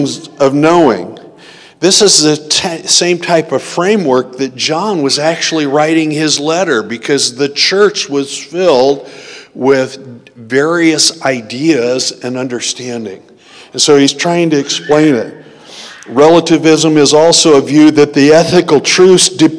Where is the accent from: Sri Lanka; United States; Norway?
United States; I've always viewed myself as a Christian who's American